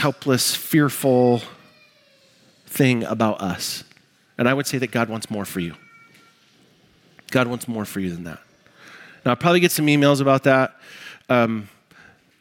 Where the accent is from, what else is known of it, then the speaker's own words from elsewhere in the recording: United States; I'm American